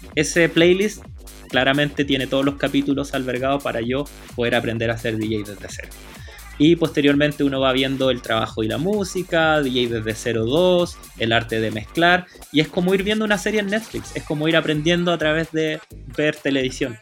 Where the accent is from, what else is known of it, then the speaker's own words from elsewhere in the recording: Santiago, Santiago Metropolitan Region, Chile; me crié en Peñalolén, en las Torres 3